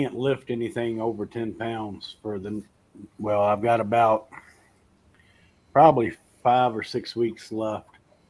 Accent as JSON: {"language": "English", "town": "Lynchburg", "region": "Virginia", "country": "United States", "tie": "born or raised there", "also_born_or_lived": "Amherst County, Virginia", "moved": "yes", "said": "I was actually born and raised in Lynchburg, which is about 3.5 hours from Richmond."}